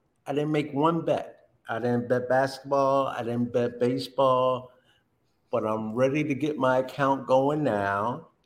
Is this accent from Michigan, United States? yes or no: no; Linden, New Jersey, United States; Growing up, I grew up in Linden, New Jersey